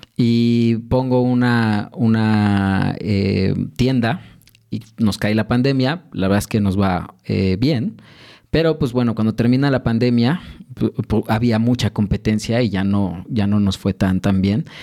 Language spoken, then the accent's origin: Spanish; Mexico City, Mexico; soy originario de la Ciudad de México, particularmente de, Santa Fe